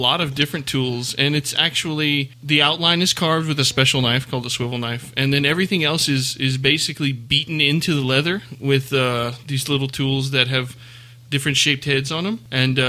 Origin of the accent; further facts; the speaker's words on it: South Louisiana, United States; moved away; I'm from South Louisiana, man.